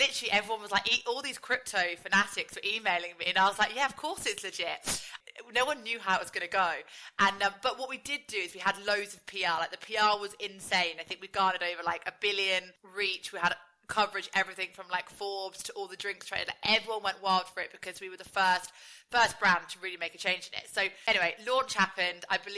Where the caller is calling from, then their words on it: East of England, United Kingdom; I'm dialing in from Hertfordshire.